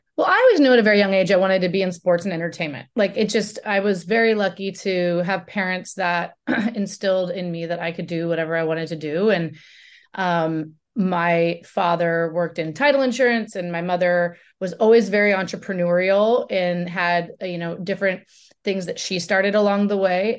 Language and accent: English; Oregon, United States; I grew up in Oregon